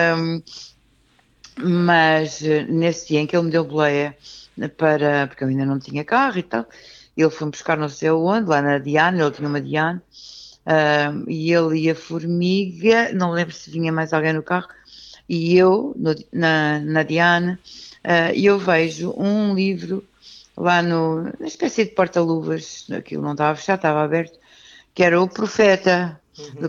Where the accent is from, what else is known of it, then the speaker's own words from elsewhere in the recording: Lisbon, Portugal; nasci em Benfica